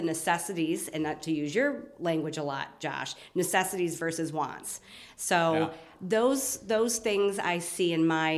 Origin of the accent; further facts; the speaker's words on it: Batavia, New York, United States; I am born and raised in Batavia, New York. So I'm a native Western New Yorker and very proud of it